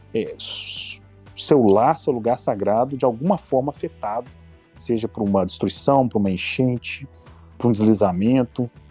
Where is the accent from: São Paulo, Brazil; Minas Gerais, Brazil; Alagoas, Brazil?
Minas Gerais, Brazil; Ouro Preto; Eu nasci em Ouro Preto, de fato. Fui criado aqui